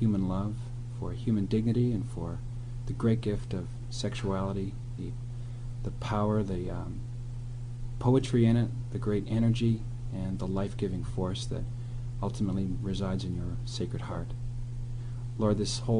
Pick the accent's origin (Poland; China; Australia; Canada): Canada; Nova Scotia; moved away; also born or lived in Ottawa / Steubenville, Ohio; I'm a native of Nova Scotia, which is a state near Maine.